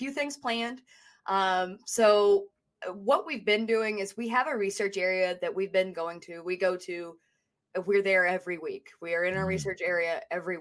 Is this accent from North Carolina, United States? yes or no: yes; Haywood County, North Carolina, United States; moved away as an adult; also born or lived in New Orleans, Louisiana; I'm from Haywood County, North Carolina, outside of the Pisgah National Forest.